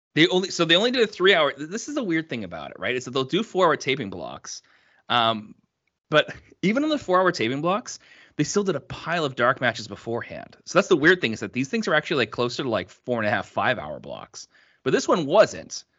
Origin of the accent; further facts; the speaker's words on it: Canada; I'm from the East Coast